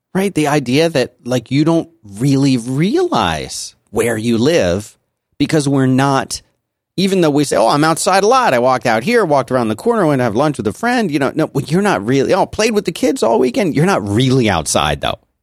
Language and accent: English; Philadelphia, Pennsylvania, United States; moved away; growing up in Philadelphia, we had miserable winters and we had miserable summers